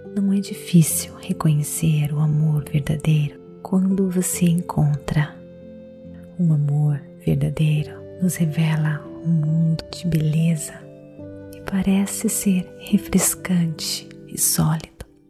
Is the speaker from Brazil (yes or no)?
yes; Brazil; Eu sou brasileira